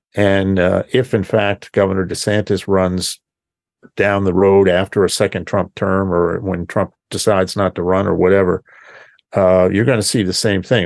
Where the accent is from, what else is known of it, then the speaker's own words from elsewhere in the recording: Pennsylvania, United States; my home state of Pennsylvania